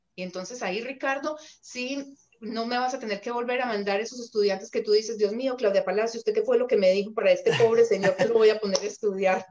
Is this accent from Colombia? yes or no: yes; Colombia; now in Canada; en Colombia decimos a tiro de piedra